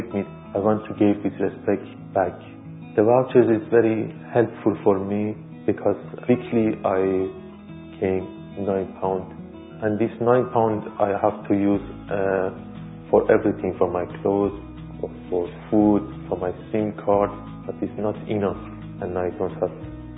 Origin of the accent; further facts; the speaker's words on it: Iran; English is a second language; moved away as an adult; now in London, United Kingdom; I was born in Iran.